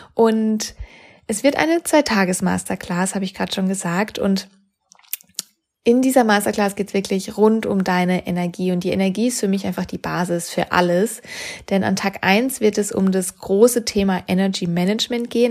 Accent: Freiburg, Baden-Württemberg, Germany; moved away as an adult; also born or lived in Sydney / Cologne; in die Heimat gebracht hat, wo ich herkomme, aus Freiburg

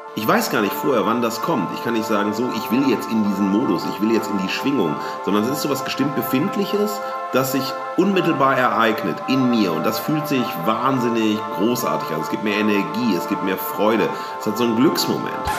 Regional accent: Duisburg, North Rhine-Westphalia, Germany; in meiner Heimatstadt Duisburg

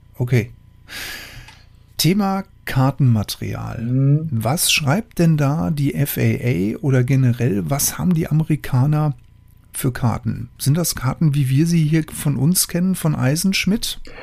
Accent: Germany; Bei uns in Deutschland

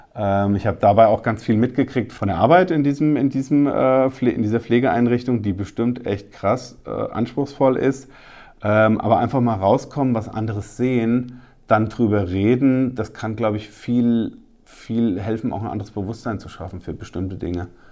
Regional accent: Rheingau-Taunus-Kreis, Hesse, Germany; bei uns im Rheingau-Taunus-Kreis

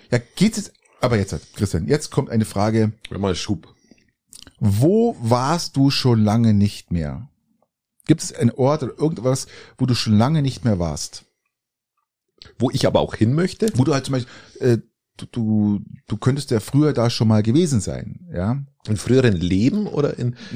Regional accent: Oberaudorf, Bavaria, Germany; Ich bin ja in Oberaudorf groß geworden, also die ersten ähm, drei Schuljahre habe ich in Oberaudorf verbracht.

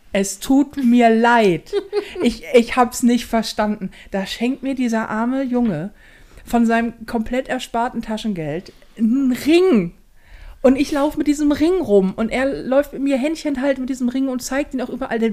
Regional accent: Hamburg, Germany; hier bei uns in Hamburg

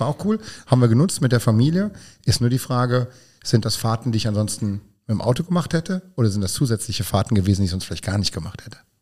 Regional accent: Hunsrück, Rhineland-Palatinate, Germany; now in Vallendar, Germany; ansonsten ein Kind der Region, denn ich stamme aus dem Hunsrück

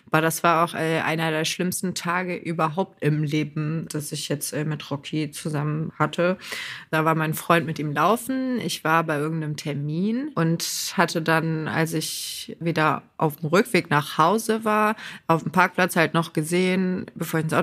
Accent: Lower Saxony, Germany; Bei uns in Niedersachsen sogar ganz krass.

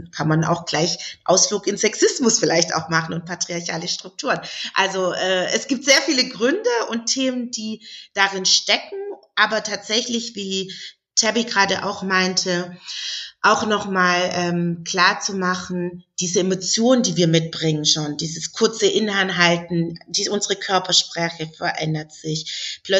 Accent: Southern Germany, Germany; Ich komme aus Süddeutschland, das heißt, auf dem Land sieht man noch sehr viel auch ältere Frauen, die dann und wann eben auch ähm, Kopfbedeckungen tragen.

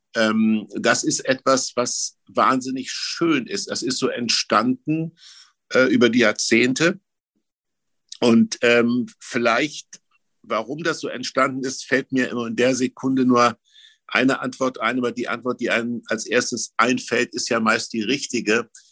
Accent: Germany; ich bin im Mittelgebirge groß geworden

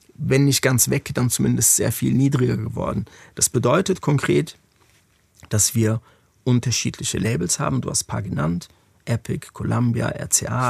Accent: Frankfurt, Hesse, Germany; moved away as an adult; now in Berlin, Germany; meine Heimatstadt Frankfurt

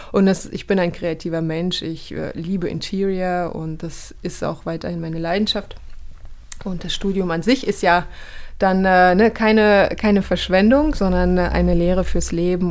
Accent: Kazakhstan; now in Germany; ich bin aufgewachsen in Kasachstan

